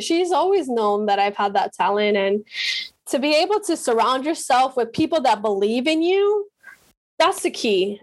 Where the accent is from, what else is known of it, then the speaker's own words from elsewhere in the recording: Medellín, Antioquia, Colombia; moved away; also born or lived in Miami / Pacific Northwest; I'm from Medellin